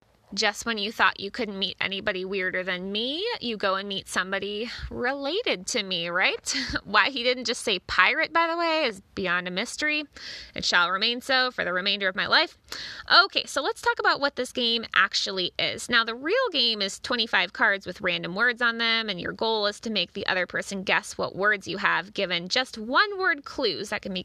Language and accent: English; Cincinnati, Ohio, United States; But us Cincinnatians, we're kind of used to it